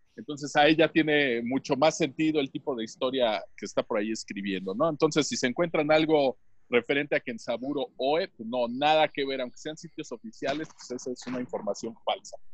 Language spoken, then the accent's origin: Spanish; Tlaxcala, Mexico; saludándolos desde Villa del Progreso, San Pablo, San Antonio Carvajal, Tlaxcala de Chicotenca, México